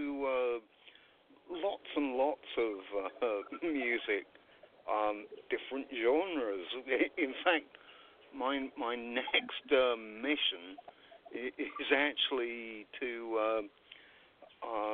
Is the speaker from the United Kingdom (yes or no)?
yes; England, United Kingdom; a kid growing up in England, my favorite TV program was Monty Python's Flying Circus